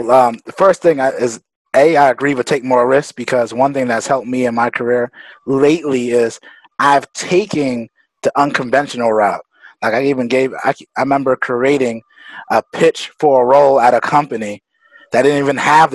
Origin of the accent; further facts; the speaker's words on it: New York City, New York, United States; I grew up in Brooklyn